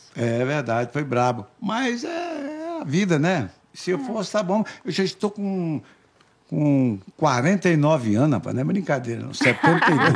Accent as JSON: {"language": "Portuguese", "town": "Poxoréu", "region": "Mato Grosso", "country": "Brazil", "said": "Você sabe que eu sou lá de Pochoré, o Mato Grosso."}